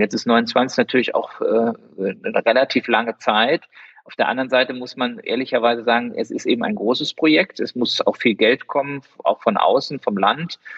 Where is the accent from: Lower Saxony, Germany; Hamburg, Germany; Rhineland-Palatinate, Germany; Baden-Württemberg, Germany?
Rhineland-Palatinate, Germany; Koblenz; also born or lived in Oldenburg / Marburg / Mainz; geboren bin ich wirklich in Horchheim, also äh, in Koblenz, bin ein echter Schengel, äh, bin dann äh, zwar äh, auch in Lahnstein zur Schule gegangen, habe aber in Koblenz immer gewohnt.